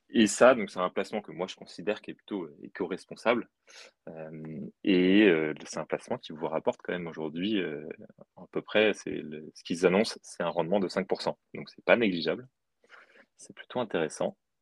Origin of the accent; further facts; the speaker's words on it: Brittany, France; je suis breton d'origine